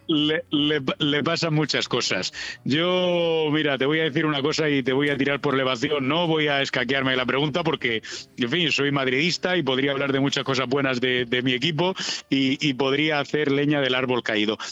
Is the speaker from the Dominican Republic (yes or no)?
no; Spain; como buen español